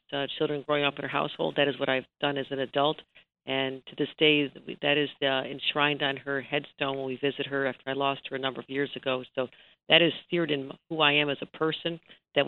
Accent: Buffalo, New York, United States; I was a young girl growing up in Buffalo

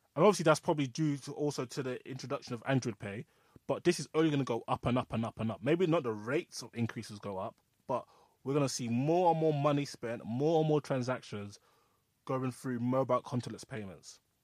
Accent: Nigeria; I'm Nigerian

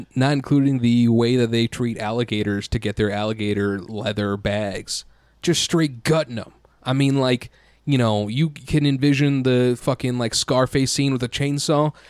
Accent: United States; as an American

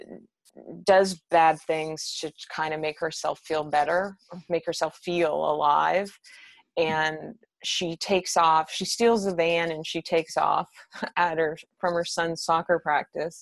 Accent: Winnipeg, Manitoba, Canada; moved away; I'm originally from Manitoba in Winnipeg.

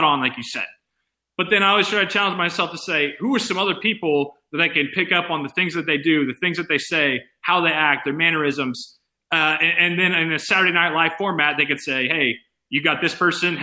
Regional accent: Indianapolis, Indiana, United States; I currently live – I'm from Indianapolis, Indiana, and that's where I am currently

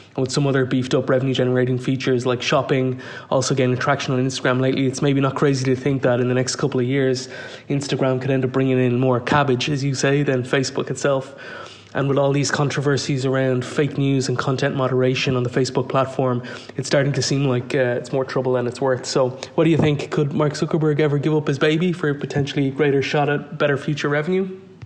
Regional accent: Ireland; moved away as an adult; now in Dubai, United Arab Emirates; I'm from Ireland, but living in Dubai for the last ten years or so

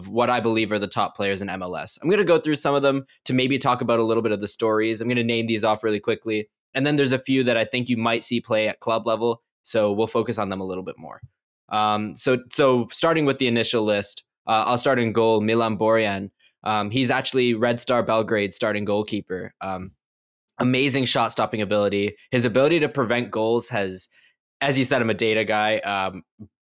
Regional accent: Canada; my country

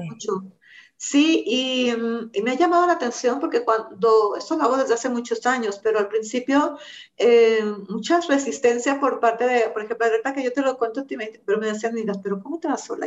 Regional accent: Mexico; Nosotros como mexicanos

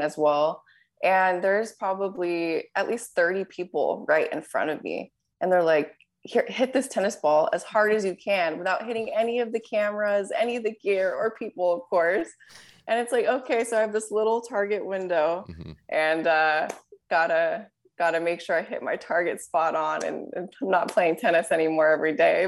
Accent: Southern California, United States; growing up in Southern California and playing tennis here

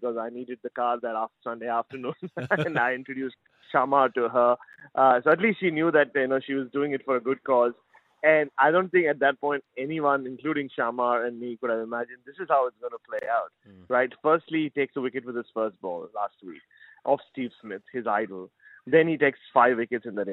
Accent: Mumbai, Maharashtra, India; growing up in Mumbai

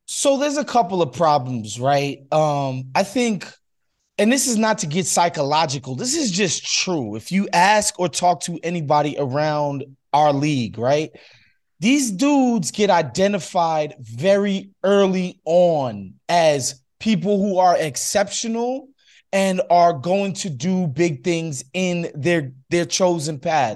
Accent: New York, United States; moved away as an adult; now in Los Angeles, United States; I spent thirty years, first thirty years of my life in New York

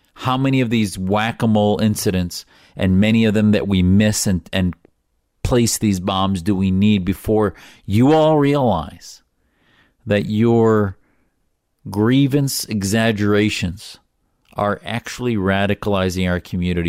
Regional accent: United States; as an American Muslim

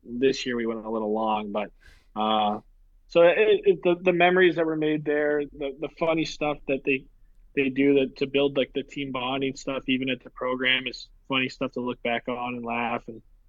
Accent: St. Louis, Missouri, United States; born or raised there; moved away; also born or lived in Boston

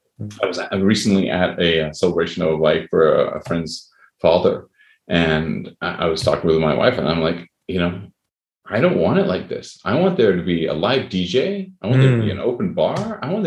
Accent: Canada; also born or lived in United States; I say that even though I'm Canadian, but I've lived in the U.S. and a lot of my friends are in the U.S.

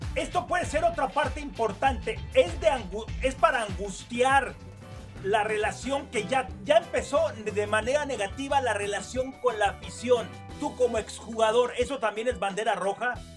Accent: Mexico; somos los mexicanos

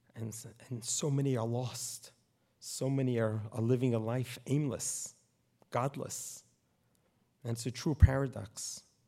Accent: New York City, New York, United States; moved away as an adult; now in Poway, United States; I grew up in Brooklyn, New York

